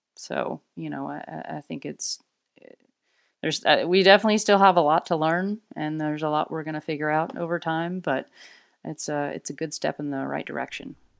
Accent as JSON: {"language": "English", "region": "Arkansas", "country": "United States", "tie": "born or raised there", "moved": "as an adult", "lives_now": "Portland, United States", "said": "I'm originally from Arkansas, and so, uh, a long way from where I was born and raised."}